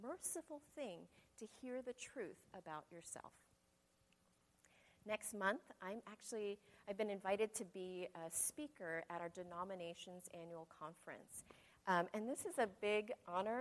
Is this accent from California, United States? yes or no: yes; Modesto, California, United States; I was from Modesto